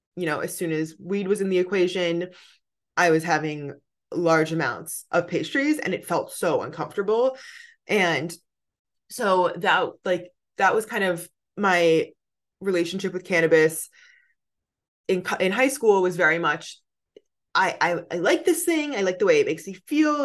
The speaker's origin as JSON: {"language": "English", "region": "New Jersey", "country": "United States", "also_born_or_lived": "New York City", "moved": "as an adult", "lives_now": "California, United States", "said": "I'm from New Jersey on the East Coast"}